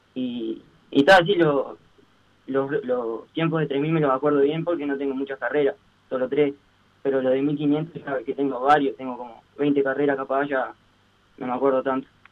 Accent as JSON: {"language": "Spanish", "town": "Las Piedras", "region": "Canelones", "country": "Uruguay", "said": "yo soy de Las Piedras"}